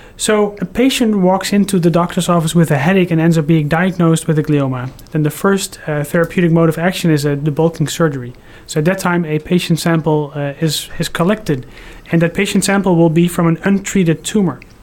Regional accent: Netherlands; moved away; also born or lived in Houston, Texas; I'm originally from the Netherlands, but I just moved here from Houston, Texas

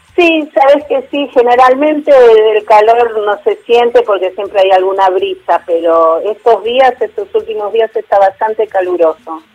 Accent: Buenos Aires, Argentina; moved away as an adult; now in San Martín de los Andes, Argentina; De San Martín de los Andes, ahora. Igual yo era de Buenos Aires

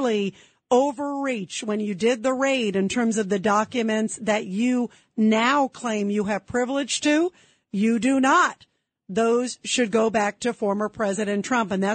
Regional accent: New York City, New York, United States; also born or lived in South Carolina; I was born in Brooklyn, but I went to University of South Carolina

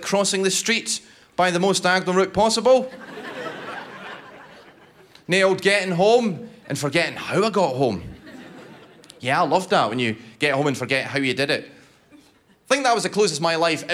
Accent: Scotland, United Kingdom; I'm Scottish

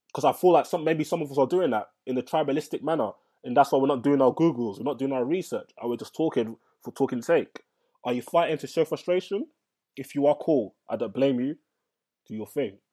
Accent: London, United Kingdom; I'm from London

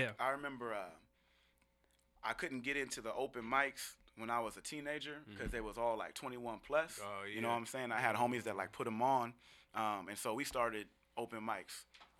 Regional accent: Seattle, Washington, United States; Yeah, man, I'm from Seattle, south end of Seattle.

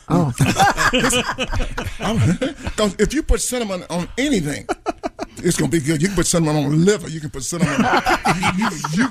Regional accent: Georgia, United States; moved away as an adult; also born or lived in Akron, Ohio / California; I'm from Georgia, so I was the next state away.

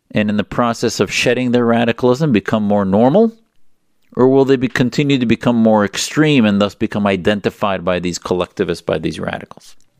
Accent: United States; as an American Muslim

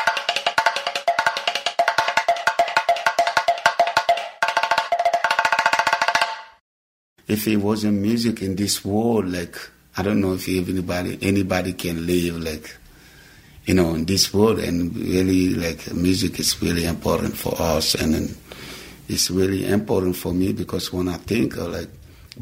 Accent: Guinea; English is a second language; moved away; I'm originally from Guinea, West Africa

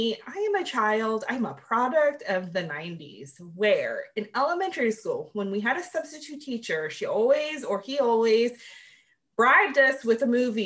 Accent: Northeast, United States; I grew up in the Northeast

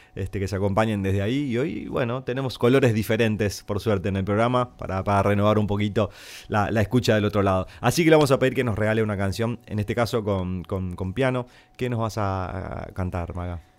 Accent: Santo Tomé, Corrientes, Argentina; Somos frontera con Brasil en Santo Tomé. Tenemos carnavales. Yo he tocado y dirigí también comparsas ahí en mi pueblo

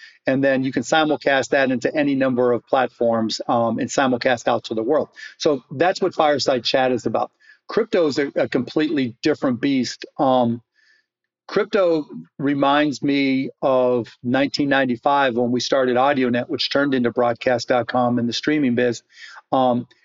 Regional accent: Pittsburgh, Pennsylvania, United States; now in Dallas, United States; I grew up in Pittsburgh, Pennsylvania in the South Hills.

